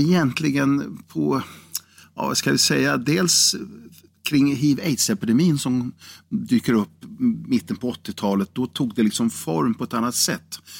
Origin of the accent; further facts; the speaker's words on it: Karlskoga, Örebro County, Sweden; also born or lived in Degerfors; i Karlskoga, eller Degerfors eh, var ju min födelseort